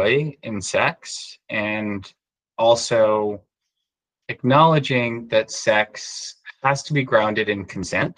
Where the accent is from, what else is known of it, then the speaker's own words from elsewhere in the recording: New York, United States; I grew up in New York